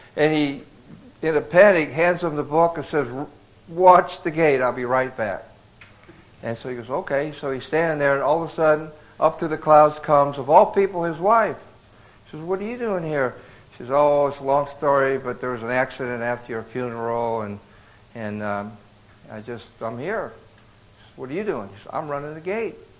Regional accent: Davenport, Iowa, United States; also born or lived in Bronx, New York City; now in Boston, United States; raised in Davenport, Iowa

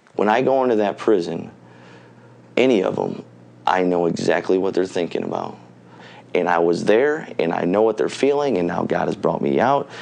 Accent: Michigan City, Indiana, United States; I grew up in Michigan City

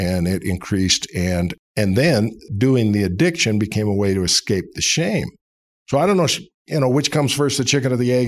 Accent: Seattle, Washington, United States; moved away as an adult; also born or lived in Provo, Utah; now in Atlanta, United States; I was born in Utah, raised in Seattle, Washington

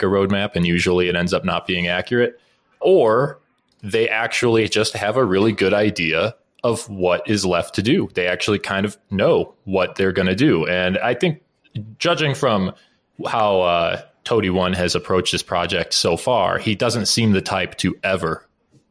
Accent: Midwest, United States; I'm from the Midwest

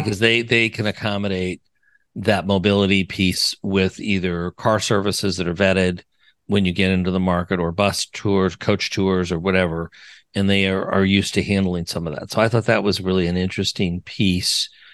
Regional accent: Wyoming, Colorado, Rocky Mountains, United States; I'm from the Rocky

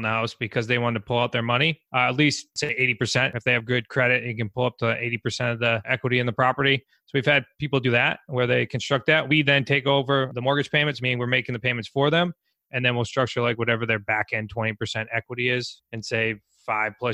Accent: New England, United States; As we are from New England

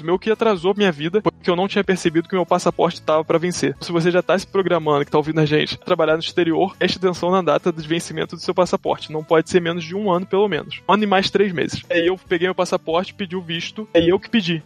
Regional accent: Rio de Janeiro, Brazil; moved away as an adult; also born or lived in Ouro Preto / France; now in Paris, France; tô do Rio, então nascido e criado no Rio, no subúrbio do Rio.

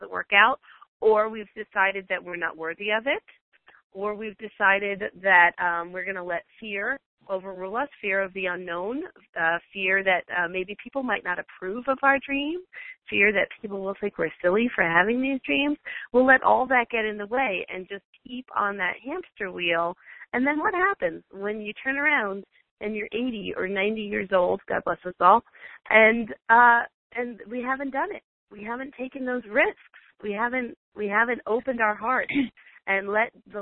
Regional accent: Florida, United States; moved away; I'm originally from Florida, but now we live full-time in the road

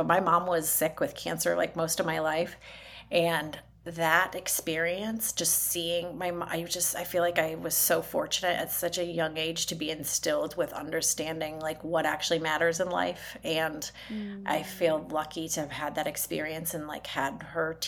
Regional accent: Detroit, Michigan, United States; now in Indianapolis, United States; I'm originally from the Detroit area

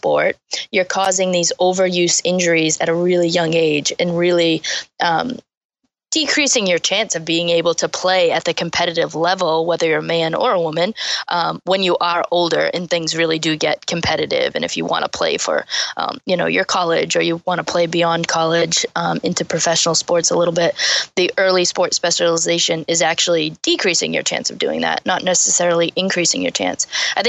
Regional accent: Taunton, Massachusetts, United States; So we grew up in Taunton, which is a huge like softball city.

